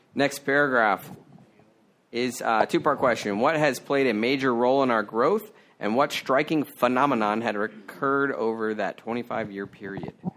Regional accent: Maryland, United States; my hometown in Maryland

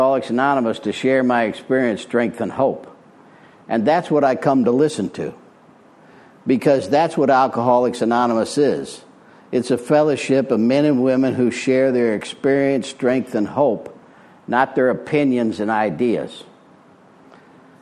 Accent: Springfield, Illinois, United States; moved away as an adult; also born or lived in Arizona; now in Florida, United States; I'm from Illinois originally. I was born in Springfield, Illinois in 1952

